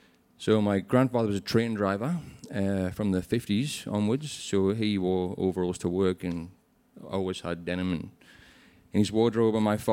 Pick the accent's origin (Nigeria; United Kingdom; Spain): United Kingdom; England; moved away as an adult; now in Australia